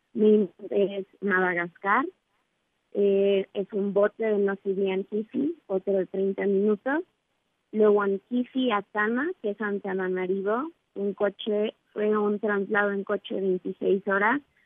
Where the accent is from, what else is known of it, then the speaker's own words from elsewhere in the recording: Mexico; somos tres mexicanas